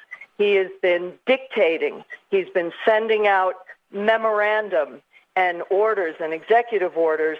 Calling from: New Rochelle, New York, United States; Here I'm speaking from Westchester and New Rochelle. Just we had the first COVID positive case in New York, and we were for a time the epicenter.

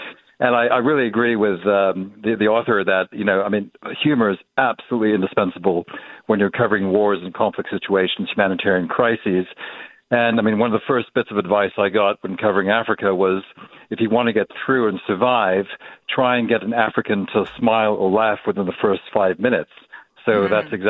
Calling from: Geneva, Switzerland; I'm calling from Geneva, Switzerland.

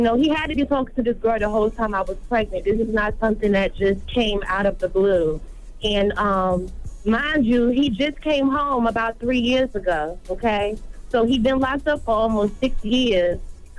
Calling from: Norfolk, Virginia, United States; I'm calling from Norfolk, Virginia.

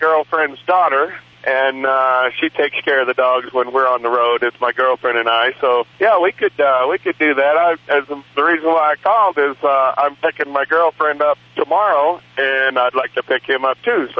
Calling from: Phoenix, Arizona, United States; Phoenix, Arizona.

